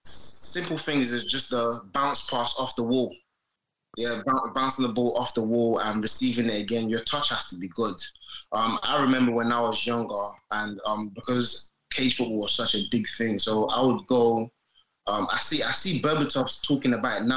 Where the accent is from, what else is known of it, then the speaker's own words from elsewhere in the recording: Peckham, London, United Kingdom; also born or lived in Nigeria; So I'm from Peckham. Cage football, which we called it like cage football on the pitch, normal concrete pitch, is what I grew up on. I was like maybe 11. I didn't initially grow up in England. I was born in Nigeria, so I lived there for like 11 years.